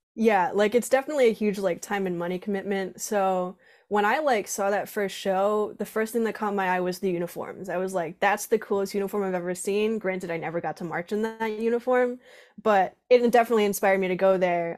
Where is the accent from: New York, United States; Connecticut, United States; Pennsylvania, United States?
Connecticut, United States; Groton; I'm from, uh, Groton, Connecticut, Southeastern, right on the coast.